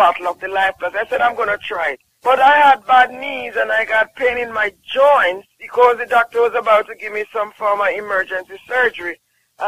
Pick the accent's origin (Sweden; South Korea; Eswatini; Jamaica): Jamaica